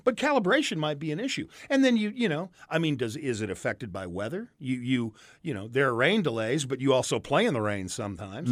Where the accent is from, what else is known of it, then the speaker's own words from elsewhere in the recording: St. Louis, Missouri, United States; I grew up around Saint Louis